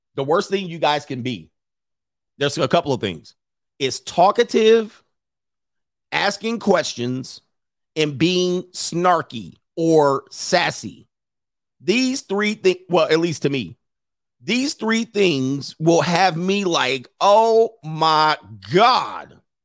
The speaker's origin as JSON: {"language": "English", "region": "Southern California", "country": "United States", "tie": "born or raised there", "said": "growing up in Southern California"}